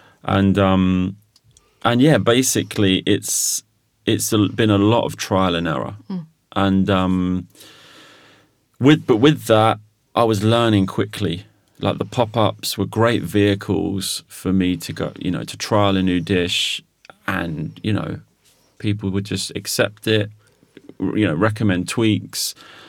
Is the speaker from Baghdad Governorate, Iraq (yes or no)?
no; Mosul, Nineveh, Iraq; Yeah, we're from Mosul, from the north.